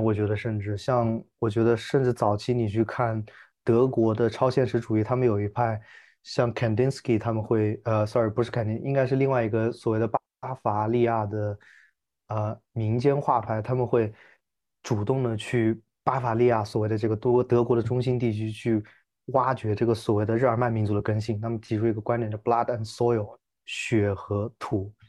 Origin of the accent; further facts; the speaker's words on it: China; 其实我觉得，我作为中国人来看，我觉得那个文化土壤好像对我来说有种诡异的熟悉感。